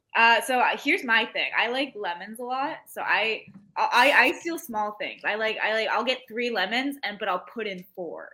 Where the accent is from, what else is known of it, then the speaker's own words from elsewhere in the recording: Iowa, United States; I grew up in Iowa.